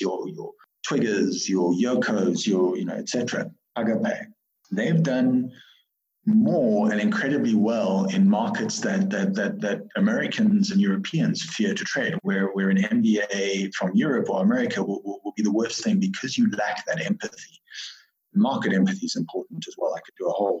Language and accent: English; South Africa; I was born in South Africa. My mom's from Malawi. You know, I'm a typical African, you know, pavement special